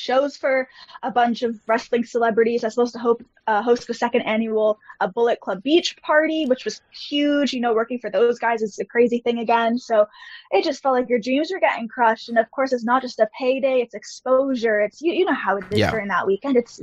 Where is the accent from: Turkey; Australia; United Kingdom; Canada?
Canada; being Canadian, I actually wasn't even allowed into the States